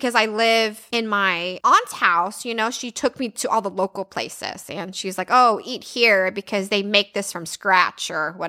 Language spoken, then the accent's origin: English; Texas, United States; I guess because we come from Texas, right? If you live in Texas, everybody have air conditioning.